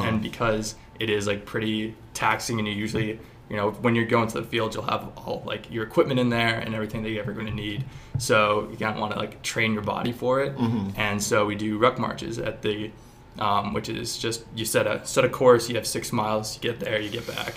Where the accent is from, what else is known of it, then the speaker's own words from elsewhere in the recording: Culver, Indiana, United States; I'm from Culver, Indiana, this really small town